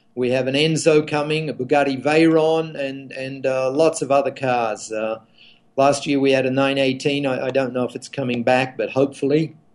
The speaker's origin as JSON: {"language": "English", "country": "Australia", "said": "as an Australian"}